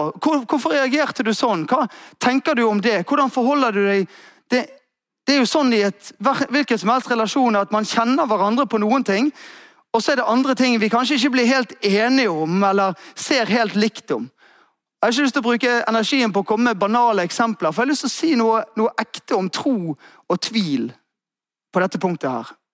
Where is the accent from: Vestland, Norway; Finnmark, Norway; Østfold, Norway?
Vestland, Norway; Askøy; Der jeg vokste opp, så var det ute på Askøy